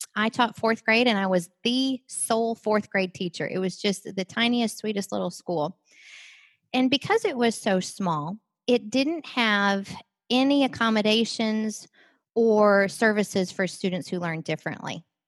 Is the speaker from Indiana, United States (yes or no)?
no; Wisconsin, United States; I grew up in Wisconsin